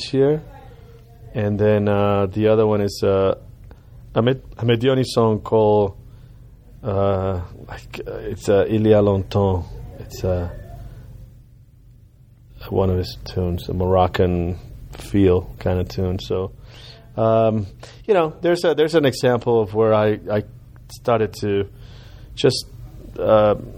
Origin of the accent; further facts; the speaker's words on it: Cuba; now in United States; growing up in Cuba and growing up in America